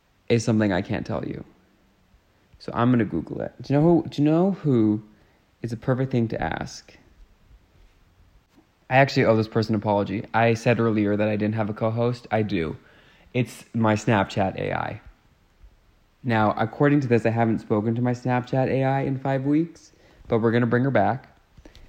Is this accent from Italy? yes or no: no; Canada; as a Canadian